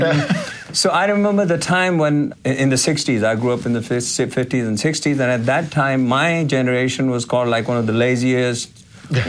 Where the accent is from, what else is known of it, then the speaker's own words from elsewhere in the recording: Uttarakhand, India; now in United States; growing up in India, mm-hmm. the community that I come from is called the Garhwalis.